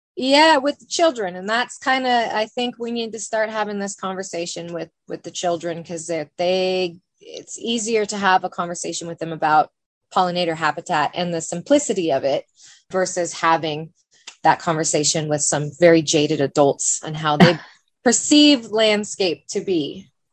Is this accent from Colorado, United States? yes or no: no; Bend, Oregon, United States; I'm born and raised in Bend, OG Bendite